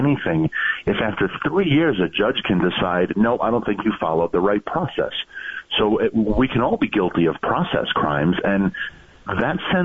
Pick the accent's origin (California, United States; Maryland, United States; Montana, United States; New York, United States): New York, United States; my home state, which is New York